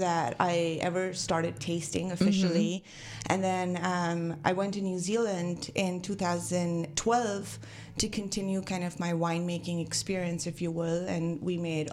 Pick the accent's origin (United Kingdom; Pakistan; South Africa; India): India; Mumbai, Maharashtra; moved away as an adult; also born or lived in Napa Valley, United States; now in Napa, United States; I'm born and raised in Mumbai.